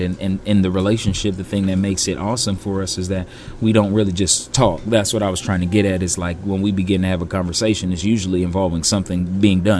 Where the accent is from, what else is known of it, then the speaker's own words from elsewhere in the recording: California, United States; moved away; I'm from California